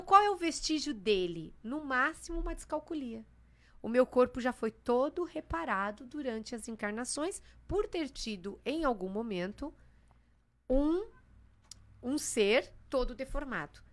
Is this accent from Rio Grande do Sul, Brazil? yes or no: no; São Paulo, Brazil; also born or lived in Santos; Eu tinha que viver em Santos. Mas eu não nasci em Santos, eu nasci em São Paulo, capital.